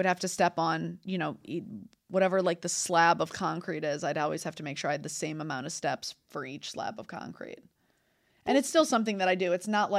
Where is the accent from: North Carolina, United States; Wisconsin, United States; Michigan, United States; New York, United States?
Michigan, United States; Detroit; So I'm from Detroit. So it's like I had these like two parts where it's like Detroit. Yeah. I was like, I grew up at, you know, 13 Mile Road. So I'm very, very close to Detroit.